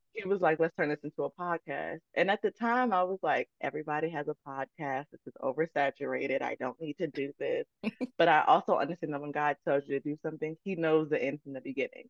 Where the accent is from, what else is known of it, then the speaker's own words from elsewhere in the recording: Chesterfield, Virginia, United States; also born or lived in Baltimore, Maryland; I was born in Baltimore, Maryland, but I've been raised in Chesterfield, Virginia, my entire life. So that's really where I grew up.